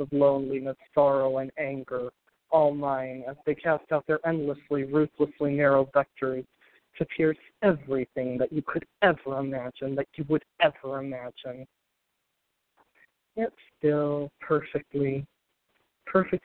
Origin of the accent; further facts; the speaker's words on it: Green Bay, Wisconsin, United States; now in Boston, United States; I'm from Green Bay, Wisconsin, originally. I now live in Boston.